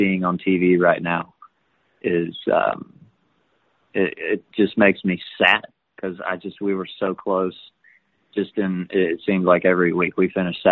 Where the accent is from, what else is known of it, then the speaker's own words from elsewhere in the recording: Tampa, Florida, United States; I grew up in Tampa